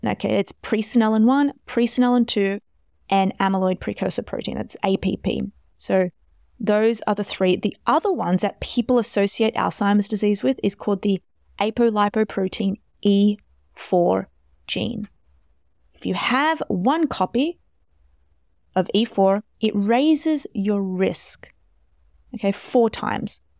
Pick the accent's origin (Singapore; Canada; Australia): Australia; I'm Australian